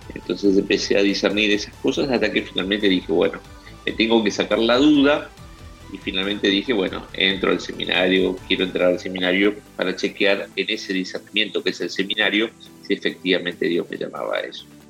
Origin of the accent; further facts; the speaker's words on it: Argentine interior, Argentina; moved away as an adult; now in Buenos Aires, Argentina; nací en la ciudad de Buenos Aires, soy de familia del interior. Siendo chico me fui eh, junto con mi familia a vivir a aquel lugar del interior donde terminé mis estudios secundarios